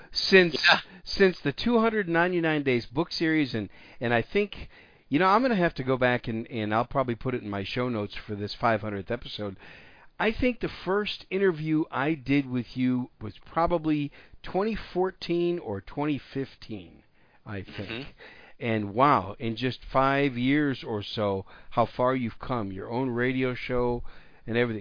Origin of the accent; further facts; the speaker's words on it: Wisconsin, United States; My home state of Wisconsin